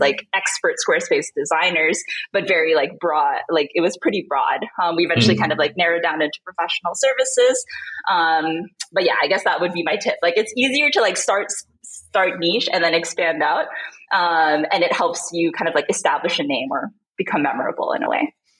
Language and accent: English; Manila, Metro Manila, Philippines; moved away as an adult; also born or lived in Southern California, United States / San Francisco Bay Area, United States; now in Lisbon, Portugal; when I was five years old, my family moved to Manila, Philippines, which is where we're originally from. So I pretty much grew up there